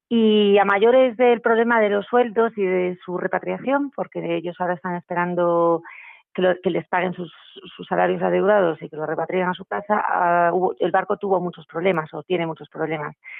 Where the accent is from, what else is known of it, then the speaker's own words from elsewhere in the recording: Spain; Nosotros estamos en España y somos españoles